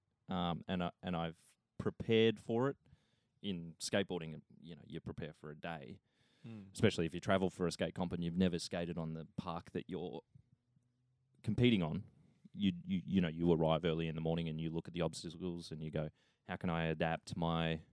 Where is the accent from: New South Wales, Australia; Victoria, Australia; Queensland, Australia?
Victoria, Australia; Bendigo; away from my hometown, which is Bendigo